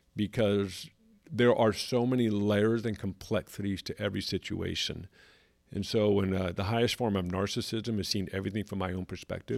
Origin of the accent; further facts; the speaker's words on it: California, United States; moved away as an adult; now in South Carolina, United States; Growing up in California, pretty much my whole life, spent a little bit of time in different countries